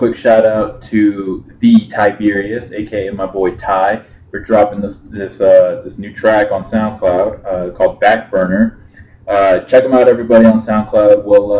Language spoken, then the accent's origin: English; Utah, United States; Wow, symbolic. Oh, we're from Utah.